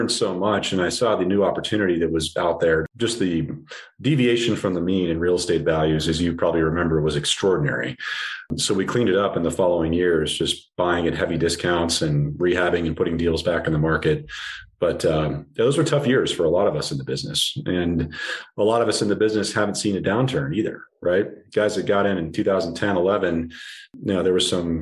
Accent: Arvada, Colorado, United States; I'm from Denver, actually a suburb northwest of Denver called Arvada

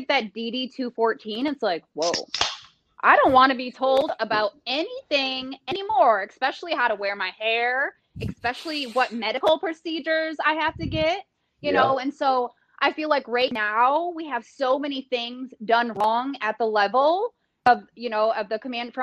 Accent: Detroit, Michigan, United States; I'm from Detroit

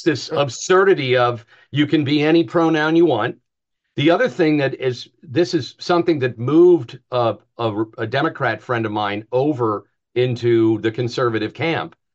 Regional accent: New Jersey, United States; I'm from Jersey too

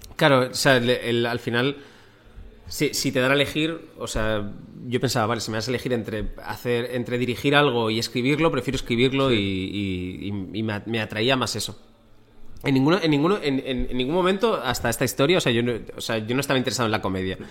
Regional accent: Torrevieja, Valencian Community, Spain; moved away as an adult; also born or lived in Bilbao, Basque Country, Spain; yo nací en Bilbao, pero los, cuando tenía ocho años, mi familia se mudó a Torrevieja

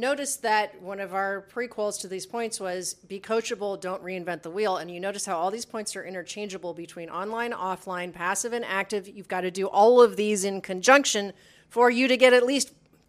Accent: Columbus, Ohio, United States; We love you. We're from Columbus.

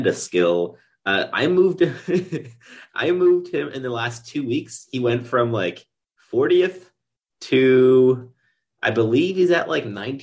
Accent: Quebec, Canada; first language English; now in Ottawa, Canada; I grew up in Quebec

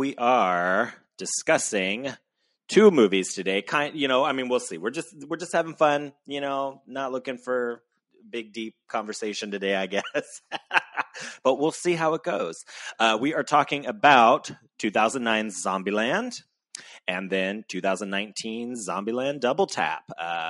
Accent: New Jersey, United States; I'm from New Jersey and I'm proud of it.

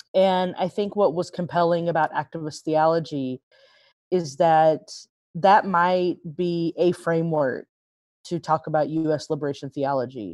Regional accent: Texas, United States; now in Nashville, United States; I was born and raised in Texas

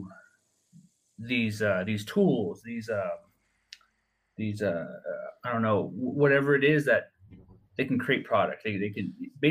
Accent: Navajo Nation, United States; when I was younger, growing up on the Navajo Nation

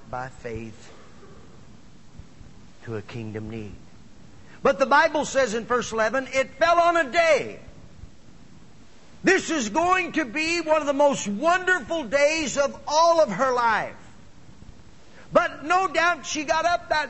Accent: Midwest, United States; moved away; also born or lived in Phoenix, Arizona; I was actually from the Midwest

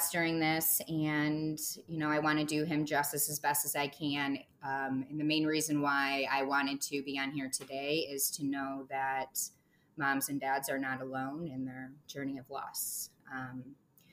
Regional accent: Michigan, United States; also born or lived in Chicago, Illinois; now in Chicago suburbs, United States; I am born and raised in Michigan, and I live in the suburbs of Chicago, Illinois

